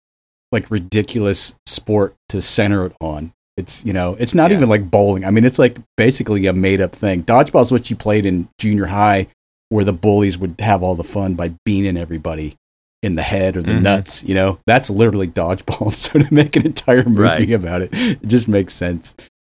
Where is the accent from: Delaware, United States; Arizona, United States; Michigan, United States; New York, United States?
Arizona, United States; Phoenix; growing up in Phoenix, it's like there's nothing to do. It's too fucking hot everywhere.